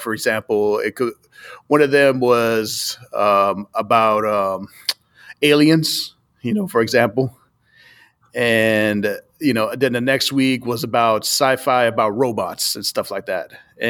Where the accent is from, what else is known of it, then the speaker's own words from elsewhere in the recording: Boston, Massachusetts, United States; a friend of mine that I've known for a while back home where I'm from Boston